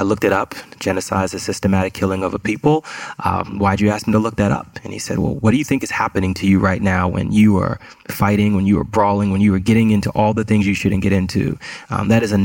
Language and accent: English; New York City, New York, United States; I was born and raised in Queens, New York, in a neighborhood called Far Rockaway